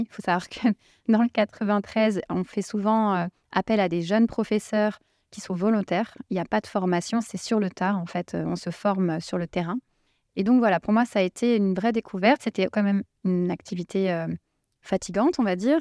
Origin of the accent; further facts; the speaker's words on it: Seine-Saint-Denis, Île-de-France, France; là où j'ai grandi, dans le 93, il y avait une mixité sociale